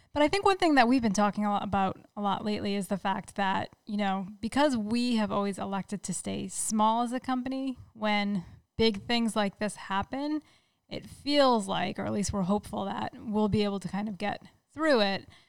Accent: Rhode Island, United States; now in Massachusetts, United States; Neil and I grew up in Rhode Island, even though we're in Massachusetts now

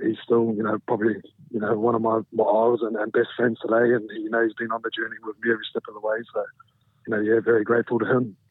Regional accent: New Zealand; moved away as an adult; also born or lived in Brisbane, Australia; now in England; I moved back to New Zealand when I was um, about two years old. So you know, I had my childhood in New Zealand, and you know, I do classify myself as a, as a Kiwi.

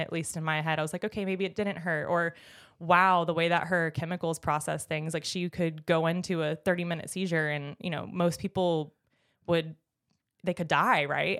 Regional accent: Jupiter, Florida, United States; I grew up in Jupiter, Florida, heaven on earth

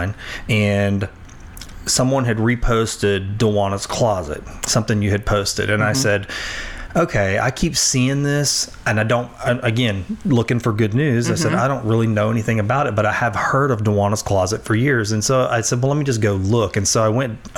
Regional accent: Sulphur, Louisiana, United States; I am from here, okay. From Sulphur

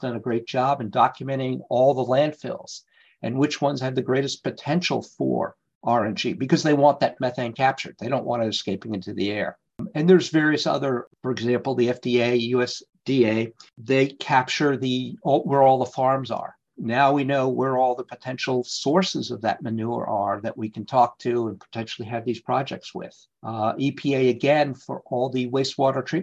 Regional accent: Massachusetts, United States; also born or lived in New Jersey / Texas / Saudi Arabia / Europe; now in Devon, Pennsylvania, United States; I grew up in Massachusetts, so did my wife, and lived in New Jersey and Texas

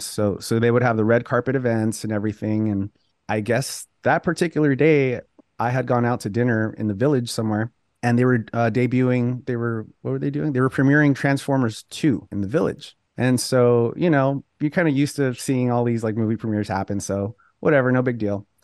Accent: Los Angeles, California, United States; born and raised in Los Angeles

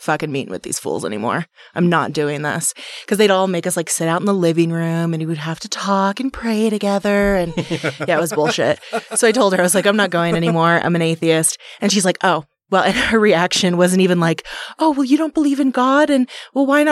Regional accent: Las Vegas, Nevada, United States; now in Utah, United States; So I grew up in Las Vegas

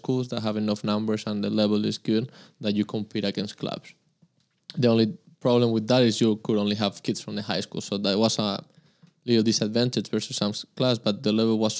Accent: Madrid, Community of Madrid, Spain; now in United States; I'm from Madrid, Spain.

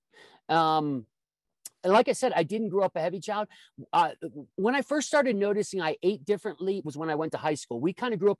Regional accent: Midwest, United States; I grew up in the Midwest

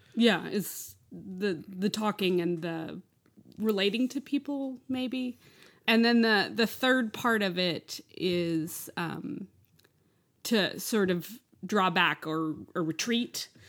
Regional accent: Lubbock, Texas, United States; that's where I grew up was in Lubbock

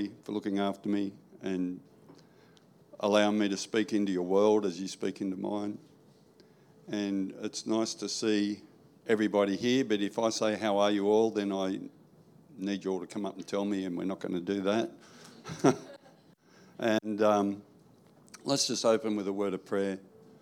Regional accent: New South Wales, Australia; now in Queensland, Australia; I was born in New South Wales.

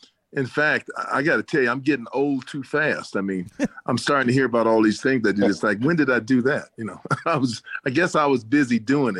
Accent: Detroit, Michigan, United States; because I come from Detroit, Michigan, which is an automobile town.

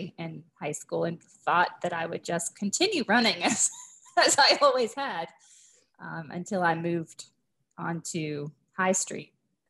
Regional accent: Erie, Pennsylvania, United States; moved away as an adult; also born or lived in Morgantown, West Virginia; I grew up in Erie, Pennsylvania.

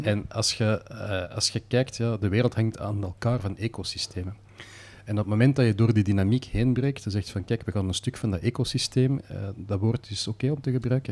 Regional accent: Belgium; als Belg eh, zijt je geboren met een baksteen in de maag en een stuur in de hand

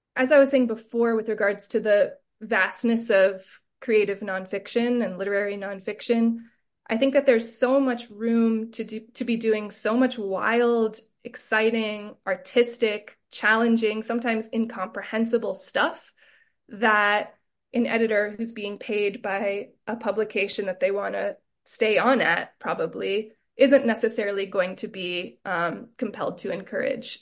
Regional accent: Southern California, United States; growing up in Southern California

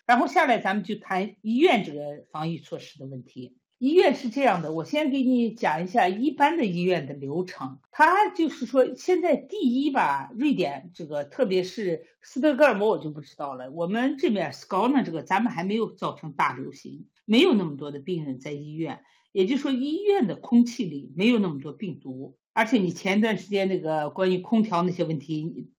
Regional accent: China; now in Sweden; 我们中国人

